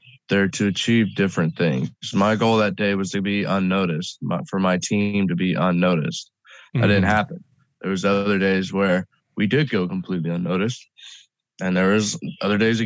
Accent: United States; I'm an American

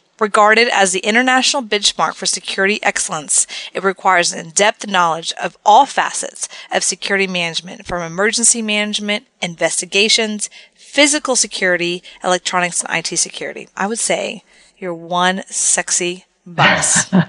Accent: Texas, United States; I'm from Texas

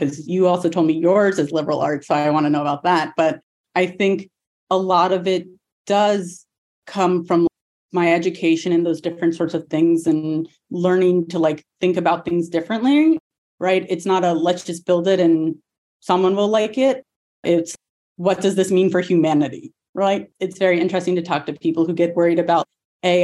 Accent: Atlanta, Georgia, United States; I'm originally from Atlanta

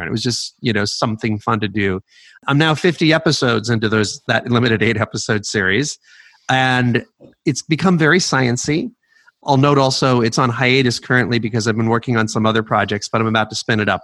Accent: New York, United States; moved away as an adult; also born or lived in California; I uh, was born in New York City. I grew up at just outside of New York.

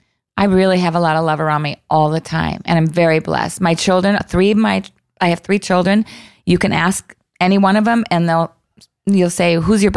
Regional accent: Minneapolis, Minnesota, United States; I love Minneapolis. It's my hometown.

